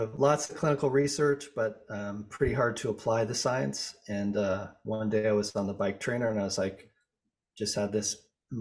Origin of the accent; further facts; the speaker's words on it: Boulder, Colorado, United States; I grew up in Boulder, Colorado